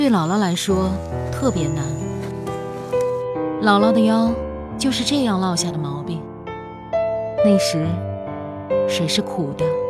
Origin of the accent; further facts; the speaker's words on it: Shanxi, China; 我是一个土生土长的山西人。小时候，爸爸妈妈在外工作，我与姥姥一起在老家生活。